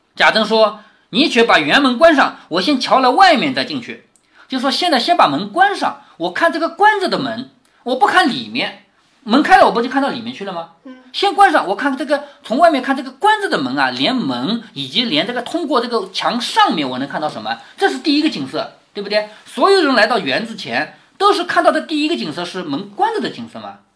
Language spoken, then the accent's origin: Chinese; China; 我们中国人